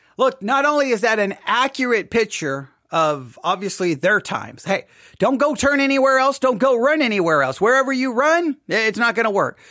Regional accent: Texas, United States; I'm from Texas

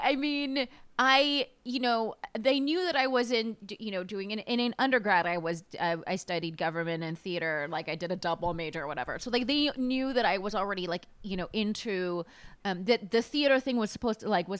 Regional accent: Palm Springs, California, United States; born or raised there; also born or lived in Connecticut

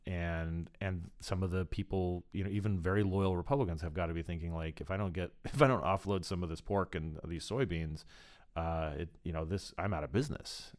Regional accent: Arizona, United States; I'm from Arizona

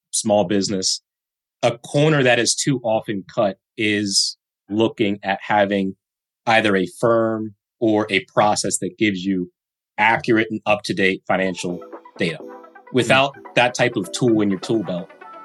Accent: Maryland, United States; I'm from Maryland, which Club Capital is based out of Maryland, and grew up here

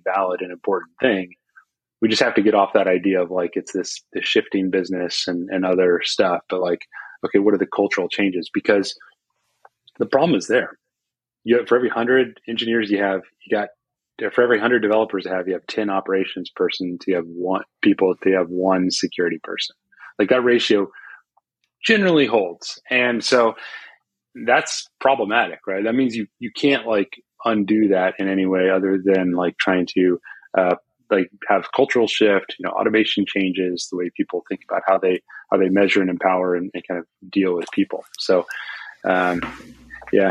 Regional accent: Austin, Texas, United States; here in Austin, or my hometown

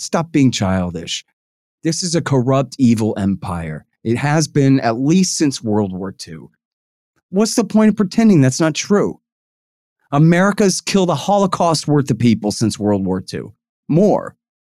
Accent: Austin, Texas, United States; I'm from Austin, Texas.

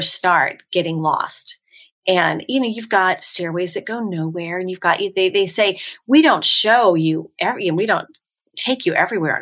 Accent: San Francisco, California, United States; now in Franklin, United States; I grew up in the Bay Area, San Francisco area

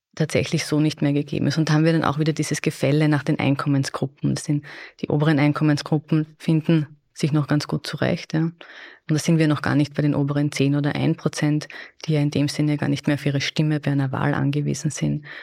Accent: Austria; bei uns in Österreich

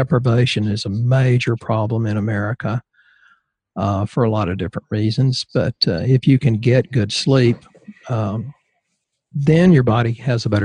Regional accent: Bible Belt, the South, United States; I'm from the Southern Baptist Bible Belt

